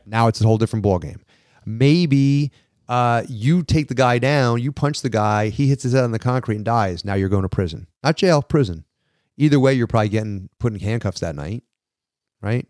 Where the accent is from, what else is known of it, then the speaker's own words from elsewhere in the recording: New York, United States; I'm a New Yorker